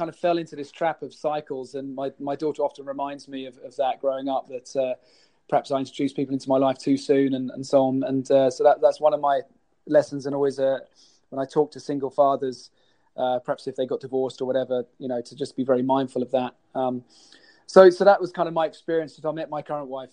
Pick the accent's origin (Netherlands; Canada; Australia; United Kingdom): United Kingdom; even though I'm a Brit and I live about an hour away from any ice rink in the country, I grew up playing street hockey